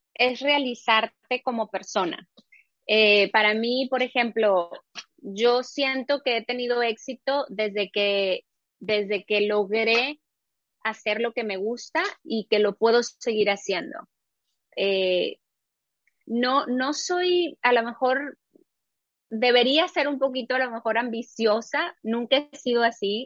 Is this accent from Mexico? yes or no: yes; Mexico; moved away as an adult; a mi país